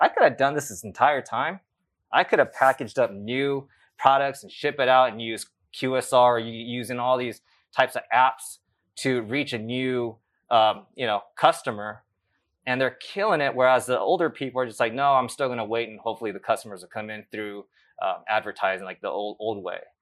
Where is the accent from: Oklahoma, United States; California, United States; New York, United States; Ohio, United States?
California, United States; Los Angeles; also born or lived in Japan; growing up in the South Bay of L